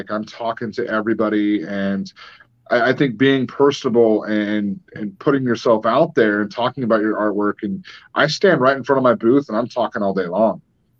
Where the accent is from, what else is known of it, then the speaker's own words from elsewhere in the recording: Gold Beach, Oregon, United States; You know, I did a show in my hometown in Gold Beach